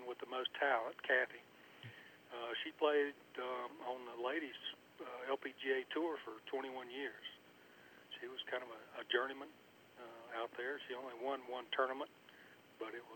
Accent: High Point, North Carolina, United States; I grew up in High Point, North Carolina, which is not very far from Pinehurst

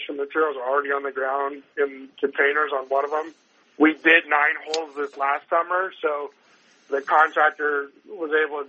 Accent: Northern California, United States; moved away as an adult; also born or lived in Colorado; now in Arizona, United States; I grew up in Northern California

